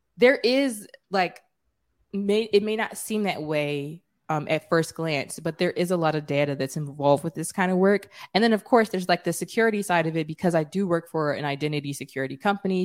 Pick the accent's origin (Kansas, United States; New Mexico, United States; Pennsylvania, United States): Pennsylvania, United States; Philadelphia; I'm from Philly